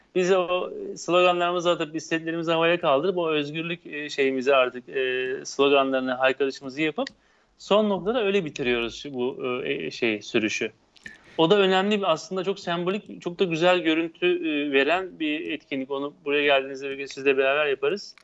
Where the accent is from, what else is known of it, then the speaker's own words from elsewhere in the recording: İzmir, Turkey; ben bir İzmirli olarak üniversitede hani her soruya her türlü cevap vermek için atılan bir tiptim